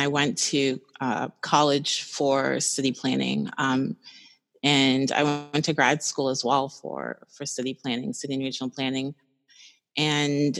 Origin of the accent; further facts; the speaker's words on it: South Orange, New Jersey, United States; also born or lived in Sierra Leone / Maryland; now in Baltimore, United States; I grew up in Northern Jersey in South Orange, Maplewood